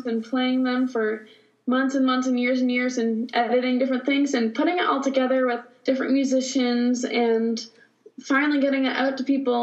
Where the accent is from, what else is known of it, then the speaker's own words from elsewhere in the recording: New England, United States; also born or lived in Florence, South Carolina; now in Nashville, United States; I was born in Florence, South Carolina. And then I grew up in New England